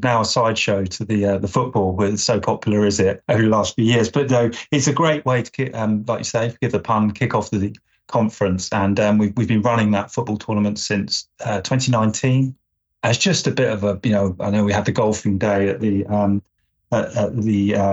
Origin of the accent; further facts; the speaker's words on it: England, United Kingdom; as an Englishman